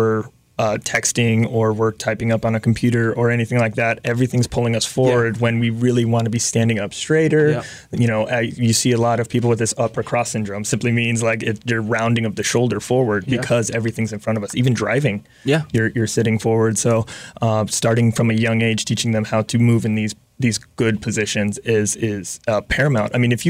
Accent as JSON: {"language": "English", "town": "Mililani", "region": "Hawaii", "country": "United States", "tie": "born or raised there", "said": "I am from Hawaii."}